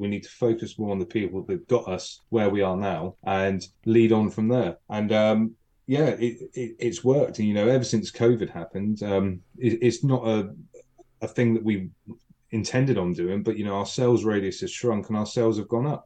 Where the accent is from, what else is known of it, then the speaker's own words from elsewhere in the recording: Wimborne, South West England, United Kingdom; I'm from Wimborne, I'm Wimborne and bred.